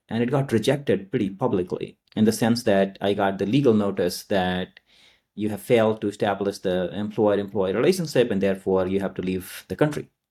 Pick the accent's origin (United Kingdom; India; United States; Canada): India; Nalanda, Bihar; moved away; I grew up in India, uh, in a very rural part called, uh, Nalanda, which is in Bihar.